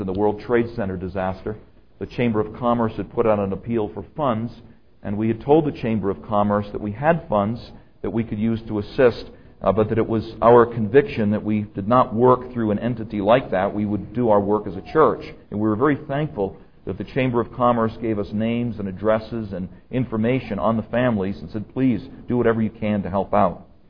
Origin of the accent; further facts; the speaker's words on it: New York, United States; I was from New York